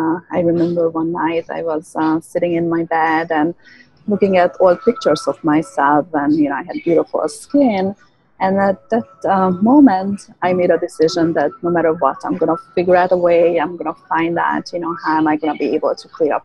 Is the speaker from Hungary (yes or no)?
yes; Hungary; moved away; I was born and raised in Hungary